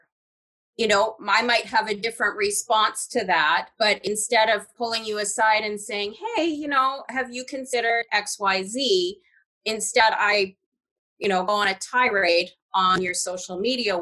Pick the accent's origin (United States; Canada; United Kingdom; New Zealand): Canada; I grew up in a British household. I was raised in Canada.